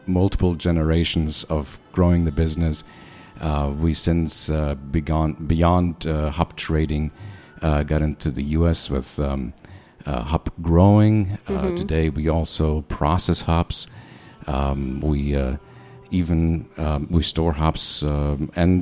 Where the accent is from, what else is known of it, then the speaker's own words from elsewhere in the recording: United States; growing up in the States, going to universities in the States